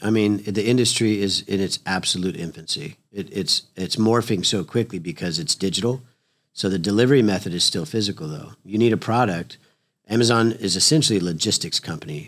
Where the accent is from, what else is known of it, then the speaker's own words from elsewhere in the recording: Oklahoma, United States; we're from Oklahoma